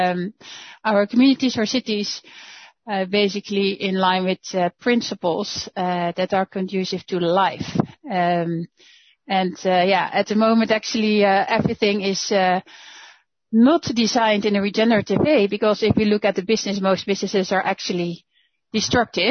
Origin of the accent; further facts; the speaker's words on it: Netherlands; moved away as an adult; now in Germany; I'm Dutch. I'm from the Netherlands.